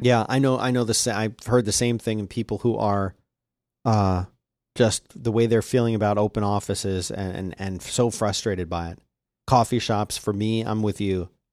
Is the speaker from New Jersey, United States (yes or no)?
no; Philadelphia, Pennsylvania, United States; growing up in Philadelphia